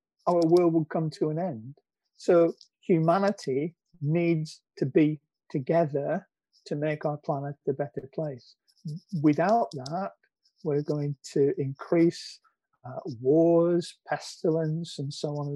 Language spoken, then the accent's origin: English; Preston, North West England, United Kingdom; Preston North End, which is my hometown